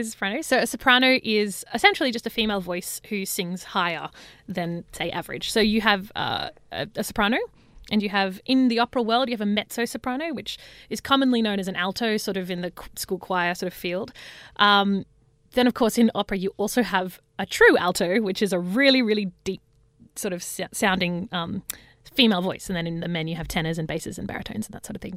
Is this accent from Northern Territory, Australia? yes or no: no; Parkes, New South Wales, Australia; now in Sydney, Australia; I grew up, uh, on a farm, a really big farm out in Parks, which is central West New South Wales